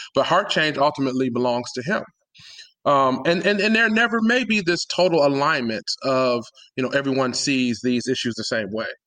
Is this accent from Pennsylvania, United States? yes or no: no; Detroit, Michigan, United States; I grew up in Detroit, born and raised